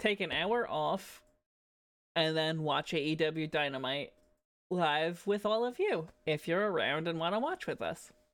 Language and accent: English; New Jersey, United States; now in Toronto, Canada; as much as I am currently residing in Toronto, I am from New Jersey